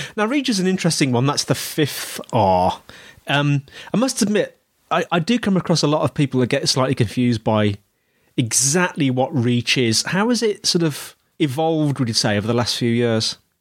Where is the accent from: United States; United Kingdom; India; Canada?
United Kingdom; Birmingham, West Midlands; I was born in Birmingham not Birmingham, oh. Alabama, Birmingham and the West Midlands in the UK